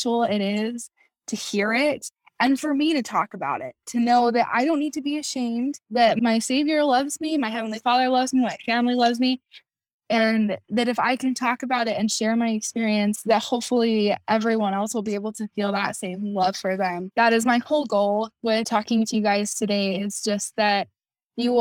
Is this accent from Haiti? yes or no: no; Kaysville, Utah, United States; I'm from Kaysville, Utah.